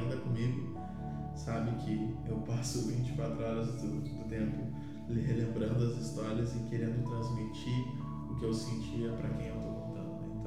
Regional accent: Rio Grande do Sul, Brazil; born or raised there

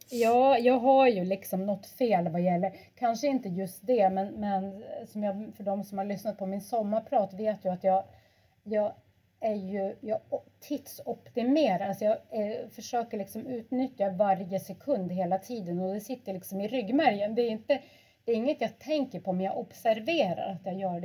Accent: Lofoten, Nordland, Norway; moved away; jag är ju född och uppvuxen i Lofoten.

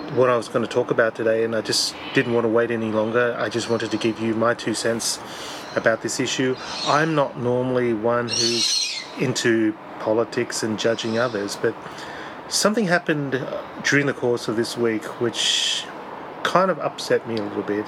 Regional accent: Australia; being an Australian

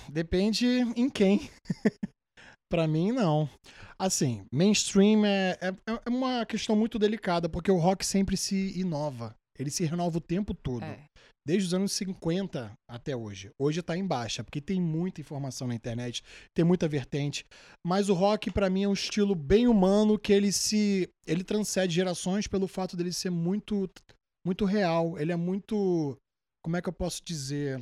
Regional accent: Rio de Janeiro, Brazil; moved away as an adult; also born or lived in New York; now in United States; Eu sou, da, sou do Rio Capital, só que sou da Zona Norte. Moro em Guadalupe

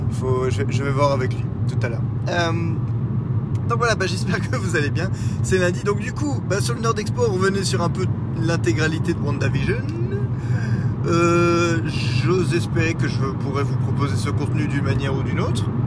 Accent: Brussels, Belgium; accent: Brussels; j'ai l'accent de, c'est de Bruxelles, je crois, qui, euh, qui revient au galop.

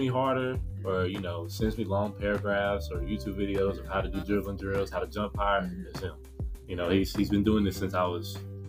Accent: Nashville, Tennessee, United States; also born or lived in Dallas, Texas / Hendersonville, Tennessee; Grew up, well, I was born in Dallas, and I grew up here. And I went to a few elementary schools. I used to live out in Hendersonville and stuff like that. And then I finally moved to East Nashville. Mm-hmm. And that's when I didn't leave.

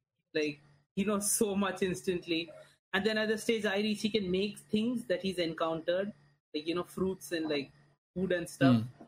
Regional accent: Veracruz, Mexico; No, I'm from Mexico.

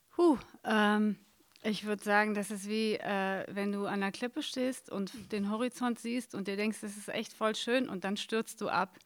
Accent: Berlin, Germany; ich hatte nie das Gefühl, dass was anderes als Neukölln meine Heimat ist.

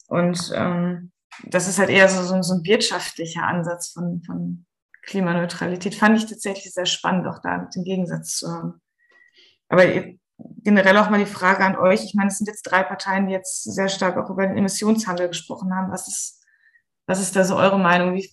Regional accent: Central Germany, Germany; Ich komme tatsächlich aus der Mitte von Deutschland.

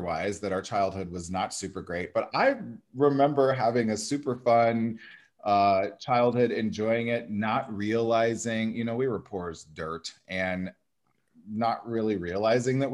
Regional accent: Nebraska, United States; moved away as an adult; also born or lived in Des Moines, Iowa / Chicago; now in Los Angeles, United States; I grew up in Nebraska and I live in Los Angeles now.

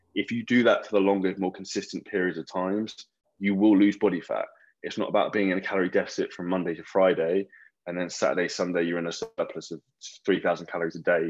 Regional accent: Scotland, United Kingdom; I'm from Scotland

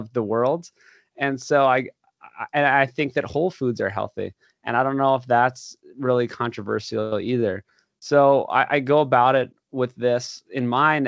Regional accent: Oahu, Hawaii, United States; moved away as an adult; also born or lived in Los Angeles, California; I grew up in Hawaii, actually, on Oahu.

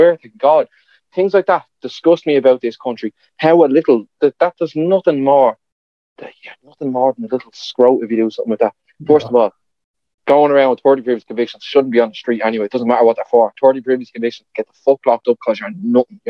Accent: Ireland; one thing about like being an Irish that I don't like. We're too willing

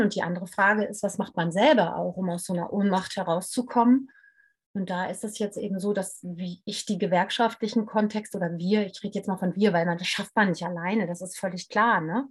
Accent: Hanover, Lower Saxony, Germany; ich bin in Hannover zur Schule gegangen

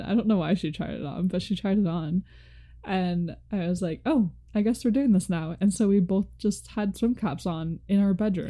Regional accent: United States; we're from America.

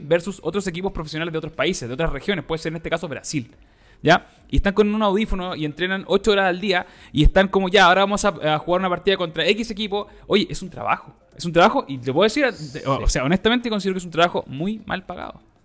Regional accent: Chile; nosotros como latinos, ¿cachai? Chileno

